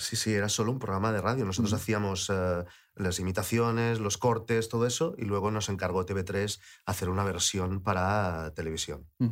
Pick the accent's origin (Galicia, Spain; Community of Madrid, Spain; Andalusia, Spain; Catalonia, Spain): Catalonia, Spain; Lleida; moved away; also born or lived in Barcelona; yo vivía en Lleida, yo crecí en Lleida, aunque nací en Barcelona